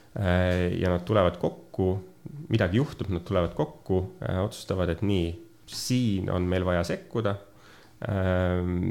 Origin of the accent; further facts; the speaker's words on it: Pärnu, Pärnu County, Estonia; Pärnust olen pärit